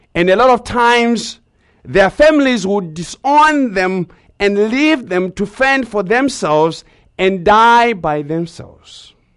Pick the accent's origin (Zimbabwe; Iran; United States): Zimbabwe; growing up in Zimbabwe